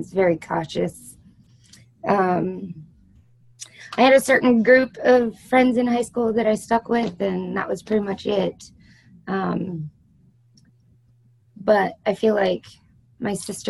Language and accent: English; Imperial, Nebraska, United States; also born or lived in Laramie, Wyoming / El Paso, Texas / New York; now in San Antonio, United States; Born and raised in Imperial, Nebraska